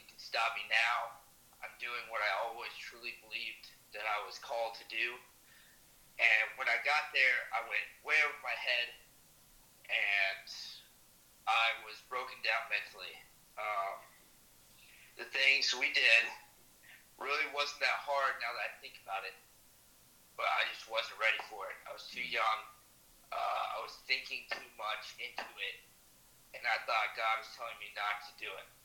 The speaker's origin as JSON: {"language": "English", "town": "Searcy", "region": "Arkansas", "country": "United States", "tie": "born or raised there", "said": "I was born and raised in Searcy, Arkansas"}